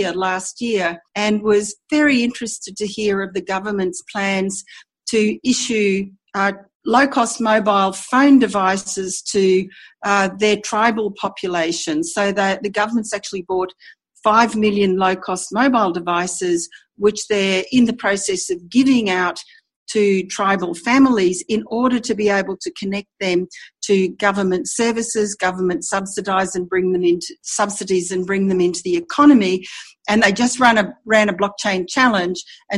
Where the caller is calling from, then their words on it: Brisbane, Queensland, Australia; I'm joining you from Brisbane, Australia.